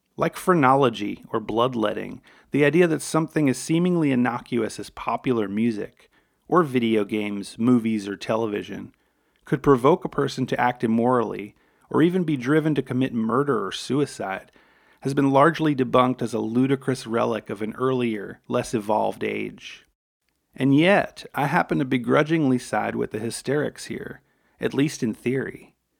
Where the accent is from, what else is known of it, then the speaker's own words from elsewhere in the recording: New York City, New York, United States; growing up on Staten Island in an Italian-American